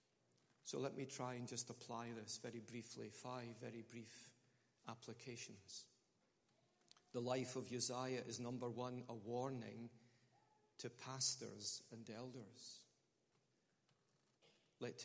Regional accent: Scotland, United Kingdom; I'm Scottish.

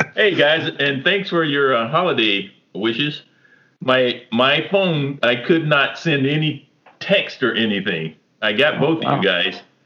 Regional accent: United States; I'm from America

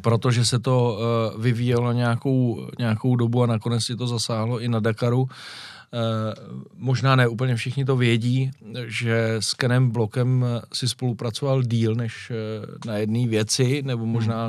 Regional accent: Czechia; jsem z České republiky

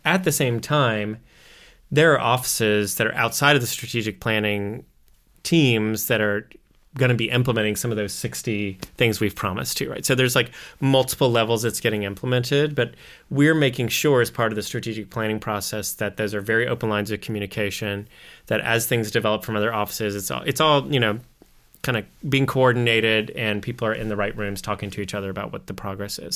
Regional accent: Missouri, United States; we're like farmers from Missouri. We say Missouri, not Missouri

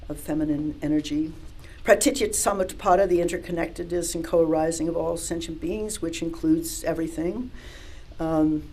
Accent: New York City, New York, United States; I was growing up in Manhattan

